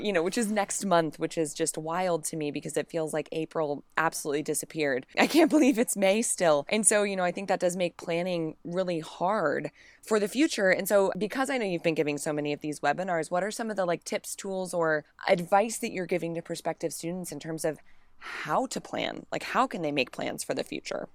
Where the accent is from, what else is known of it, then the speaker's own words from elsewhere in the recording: Kansas, United States; moved away as an adult; growing up in Kansas